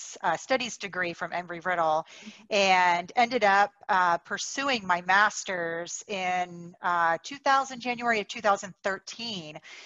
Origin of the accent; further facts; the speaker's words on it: Daytona Beach, Florida, United States; moved away as an adult; now in Arizona, United States; I grew up in Daytona